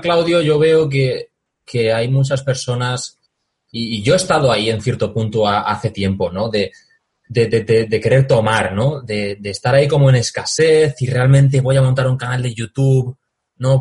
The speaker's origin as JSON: {"language": "Spanish", "town": "Valencia", "region": "Valencian Community", "country": "Spain", "said": "Yo soy de Valencia"}